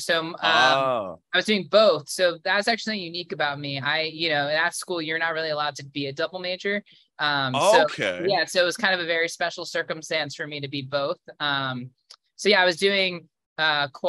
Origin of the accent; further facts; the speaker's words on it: New York, United States; now in Los Angeles, United States; I'm from New York